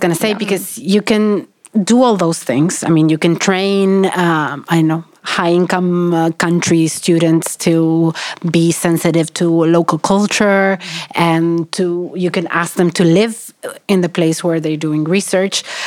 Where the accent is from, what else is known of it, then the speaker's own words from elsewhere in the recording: Argentina; moved away as an adult; now in Sweden; I'm from Argentina. I'm working in Sweden, and I'm doing research in Africa